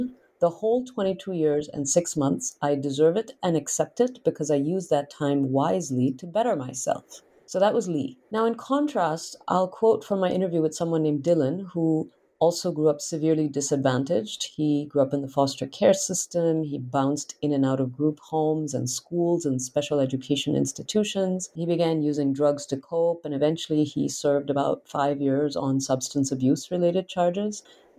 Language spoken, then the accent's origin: English; India; I tell readers about how I grew up in India, you know, with fairly common exposure to yoga and meditation